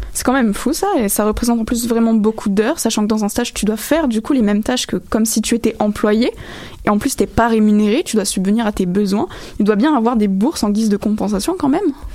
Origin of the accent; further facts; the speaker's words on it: France; now in Quebec, Canada; je viens de France